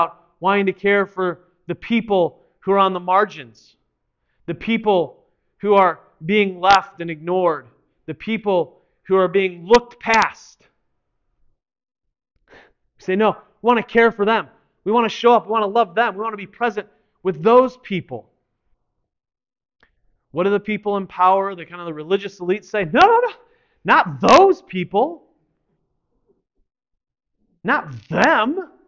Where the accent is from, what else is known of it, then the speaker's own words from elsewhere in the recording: United States; us as American Christians who live in this time